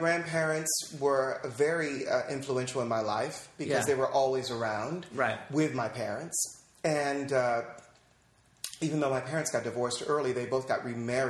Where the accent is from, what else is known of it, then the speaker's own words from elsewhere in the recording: St. Louis, Missouri, United States; moved away as an adult; also born or lived in Los Angeles, California; now in New York, United States; I was born in St. Louis, Missouri, and then we moved here to Los Angeles, and I was back and forth between here and L.A. and St. Louis for most of my childhood